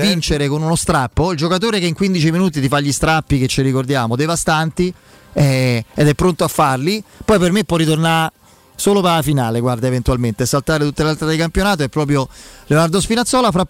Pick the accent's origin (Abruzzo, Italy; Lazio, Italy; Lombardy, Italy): Abruzzo, Italy; te lo dico da abruzzese